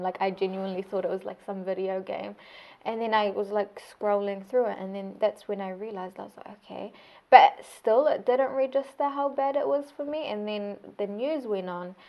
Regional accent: Saudi Arabia; first language Arabic; English is a second language; now in Christchurch, New Zealand; my home country of Saudi Arabia

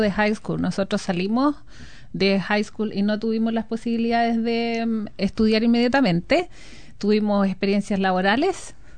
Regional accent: Constitución, Maule, Chile; moved away as an adult; also born or lived in Talca; now in New Zealand; yo soy nacida y criada en la ciudad de Constitución

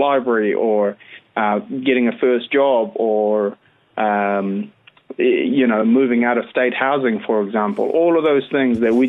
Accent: Christchurch, Canterbury, New Zealand; moved away as an adult; also born or lived in Wellington; I always say, Christchurch. Christchurch is home.

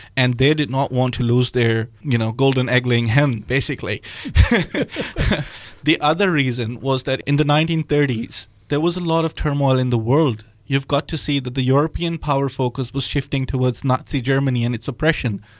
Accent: Bahawalpur, Punjab, Pakistan; moved away as an adult; also born or lived in Australia; now in Dunedin, New Zealand; originally, I hail from Pakistan. Um, I come from a part in geographical center of the country that's called Bahawalpur

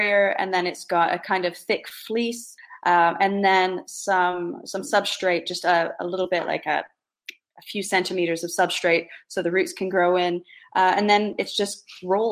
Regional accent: Eastern Townships, Quebec, Canada; moved away as an adult; also born or lived in Ontario / Toronto / London; now in Bishop's Castle, United Kingdom; I grew up in the Anglophone part of Quebec in the eastern townships

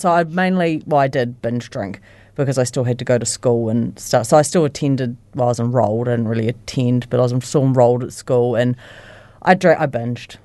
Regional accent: Christchurch, Canterbury, New Zealand; I was born in Christchurch and I've lived in Christchurch my whole life. Um, I was brought up, like, on the east side of Christchurch

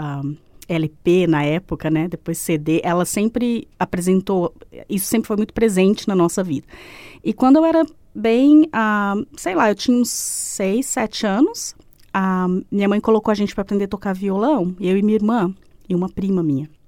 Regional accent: Presidente Prudente, São Paulo, Brazil; moved away as an adult; also born or lived in Queenstown, New Zealand; now in Christchurch, New Zealand; Eu sou do interior de São Paulo, de uma cidade ah, chamada Presidente Prudente, não sei se você conhece. E eu vim para Nova Zelândia porque a minha irmã morava aqui.

